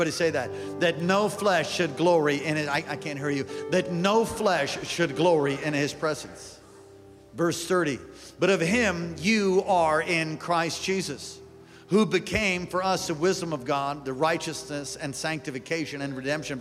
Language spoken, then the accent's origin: English; New York, United States; moved away; I was from New York